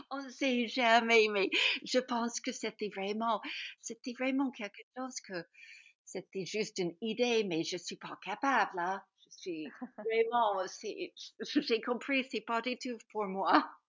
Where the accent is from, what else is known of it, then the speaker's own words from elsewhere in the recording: Vancouver, British Columbia, Canada; French is a second language; now in Paris, France; je suis née au Canada, j'ai grandi à Vancouver dans les années 60.